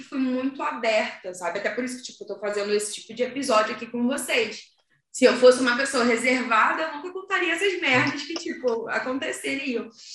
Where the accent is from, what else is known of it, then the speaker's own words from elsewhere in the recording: Rio de Janeiro, Brazil; now in Portugal; a gente ser do Rio